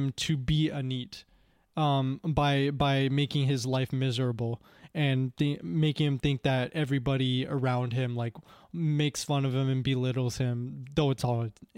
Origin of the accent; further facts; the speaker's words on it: Canada; I am the offspring of immigrants. I'm only Canadian by citizenship